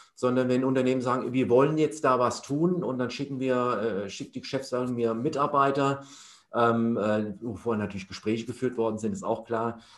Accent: Hesse, Germany; also born or lived in Leipzig; ich komme ursprünglich aus Hessen

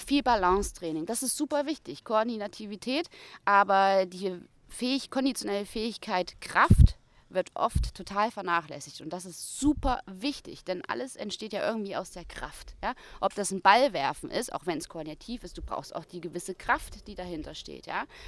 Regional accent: Thuringia, Germany; in Thüringen, wo ich herkomme, wo ich auch studiert habe

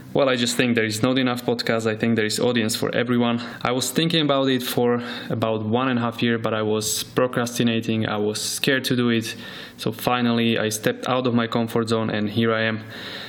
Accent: Slovakia; now in Dubai, United Arab Emirates; I'm from Slovakia and I'm currently living in Dubai.

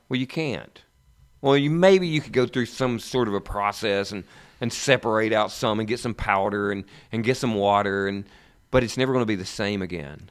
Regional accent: East Tennessee, United States; I grew up in the East Tennessee area

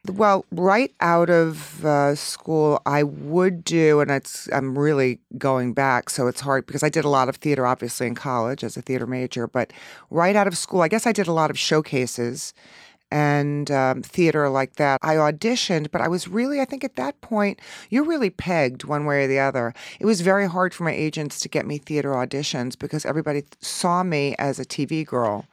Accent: Long Island, New York, United States; I grew up out on Long Island

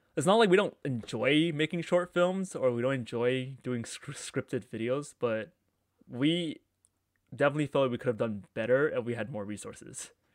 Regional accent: Markham, Ontario, Canada; I grew up in Markham.

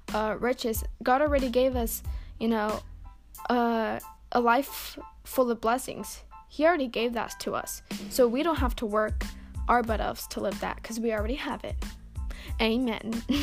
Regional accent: Houston, Texas, United States; I'm not from Australia. I'm from Texas. I'm a Texas gal. But yeah, I mean, I don't have a Texas accent, but I am from Texas, Houston, Texas.

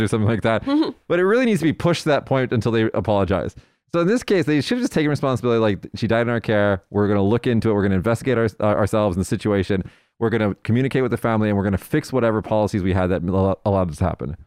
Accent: United States; now in Japan; Now, now I'm American

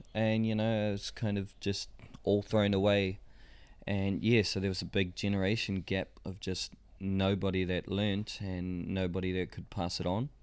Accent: Rotorua, Bay of Plenty, New Zealand; I come from Rotorua

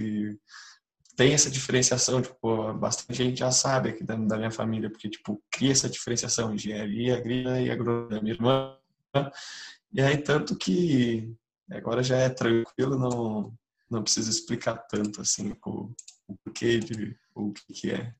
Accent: Canguçu, Rio Grande do Sul, Brazil; sou do interior de Canguçu

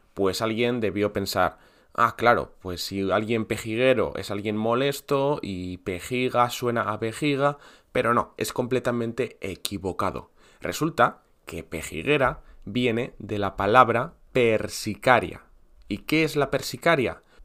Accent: northern Spain, Spain; yo, que soy del norte de España

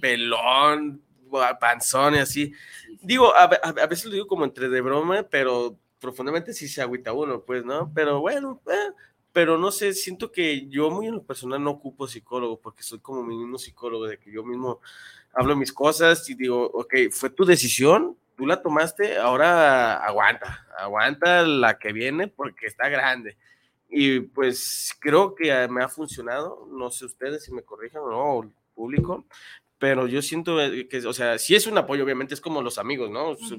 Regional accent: Guadalajara, Jalisco, Mexico; yo soy de Guadalajara

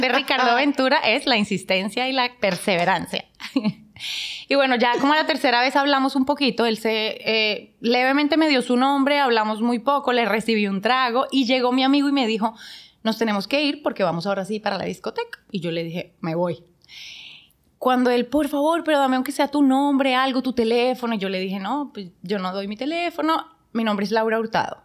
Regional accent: Bogotá, Colombia; moved away as an adult; now in Dominican Republic; yo soy de Bogotá, Colombia.

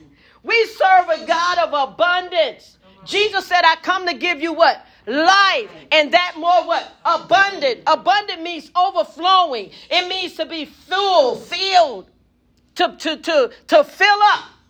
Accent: Memphis, Tennessee, United States; also born or lived in Gary, Indiana; now in Indianapolis, United States; I was born in Memphis.

